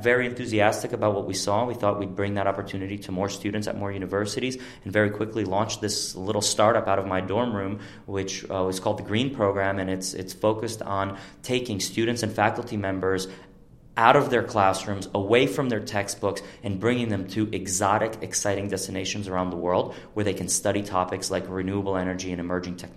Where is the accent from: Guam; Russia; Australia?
Russia; Ural Mountains; moved away as an adult; also born or lived in New Jersey; So pretty much I'm from Russia, and I grew up in a very small town in the Ural Mountains